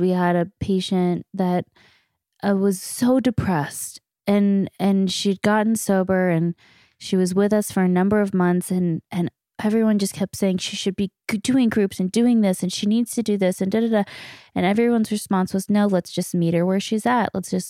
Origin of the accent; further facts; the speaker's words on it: Canada; we're two knuckleheads from Canada